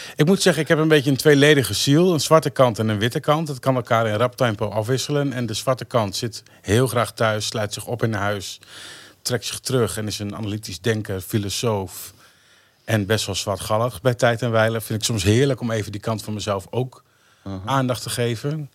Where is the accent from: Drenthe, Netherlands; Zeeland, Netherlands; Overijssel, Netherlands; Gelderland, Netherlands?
Drenthe, Netherlands; Emmen; also born or lived in Hoogeveen; Ik ben geboren in Emmen en eh, verpest in Schoonhoort, een klein dorpje onder de rook van Emmen